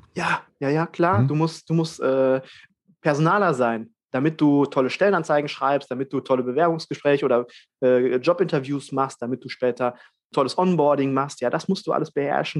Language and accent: German; Germany; bei uns in Deutschland